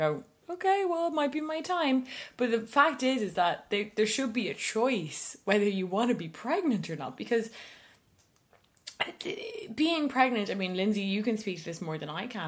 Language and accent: English; Ireland; As Irish women